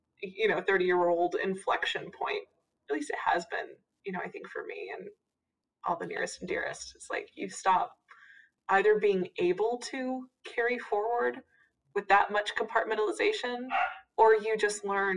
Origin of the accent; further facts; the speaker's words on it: Texas, United States; I'm from Texas